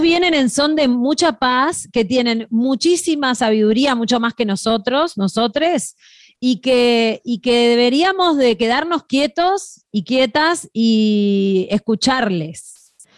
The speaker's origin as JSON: {"language": "Spanish", "country": "Uruguay", "said": "Nosotros los uruguayos"}